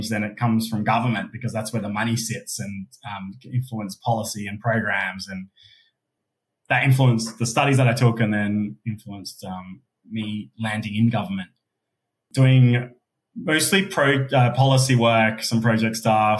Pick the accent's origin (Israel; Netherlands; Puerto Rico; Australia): Australia; Adelaide, South Australia; accent: Aussie; moved away as an adult; also born or lived in Sydney, Australia; now in Melbourne, Australia; being a gay person of colour in Australia, growing up in Adelaide